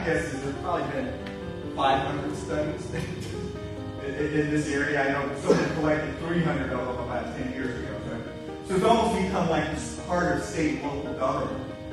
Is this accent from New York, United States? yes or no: no; Atlanta, Georgia, United States; I'm from Atlanta